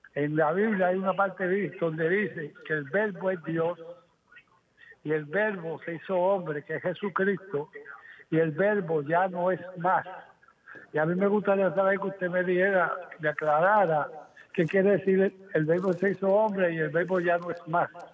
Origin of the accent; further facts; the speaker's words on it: Cuba; moved away; somos cubanos y venimos sin un centavo